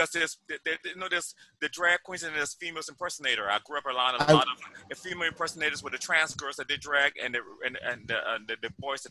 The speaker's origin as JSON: {"language": "English", "region": "Midwest", "country": "United States", "moved": "yes", "said": "I'm from the Midwest"}